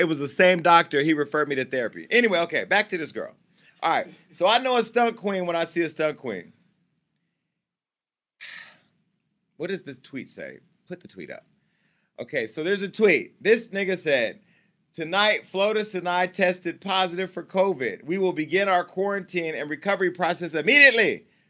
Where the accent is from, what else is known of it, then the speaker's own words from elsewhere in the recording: Mississippi, United States; You know how we grew up in Mississippi.